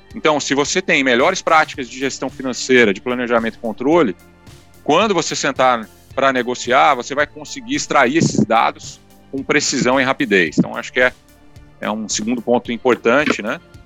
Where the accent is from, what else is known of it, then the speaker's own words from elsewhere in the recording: Paraná, Brazil; also born or lived in Rio Grande do Sul / São Paulo / Curitiba / London; now in Vitória, Brazil; eu sou gaúcho criado no Paraná